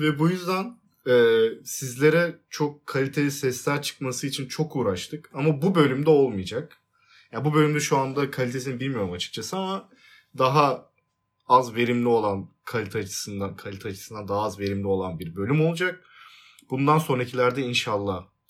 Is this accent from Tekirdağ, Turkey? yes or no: yes; Tekirdağ, Turkey; Tekirdağlıyım ben